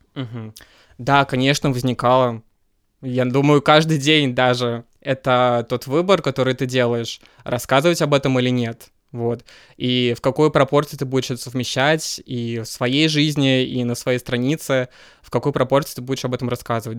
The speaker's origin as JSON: {"language": "Russian", "town": "Kazan", "region": "Tatarstan", "country": "Russia", "tie": "born or raised there", "moved": "as an adult", "lives_now": "Moscow, Russia", "said": "я родился в Казани"}